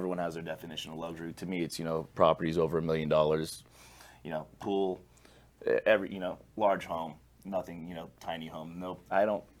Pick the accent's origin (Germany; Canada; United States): United States; Las Vegas, Nevada; I'm born and raised in Vegas.